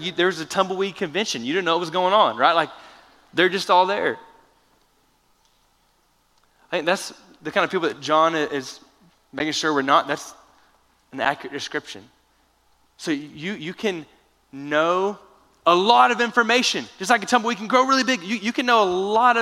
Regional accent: Florida, United States; now in Lubbock, United States; I consider myself Texan now, but I grew up in Florida

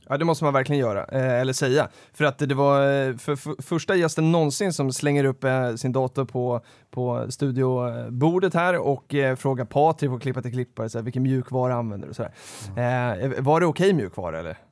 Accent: Sollentuna, Stockholm County, Sweden; Sollentuna, som jag ju har växt upp

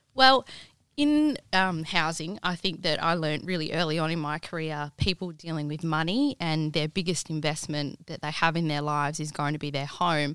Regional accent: Kalgoorlie, Western Australia, Australia; moved away as an adult; now in Perth, Australia; I grew up in the goldfields. Um, my parents had a real estate agency growing up in Kalgoorlie

